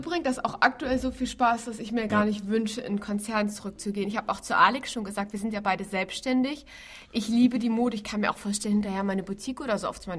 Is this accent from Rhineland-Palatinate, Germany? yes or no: no; Hamburg, Germany; Ich bin zwar gebürtige Hamburgerin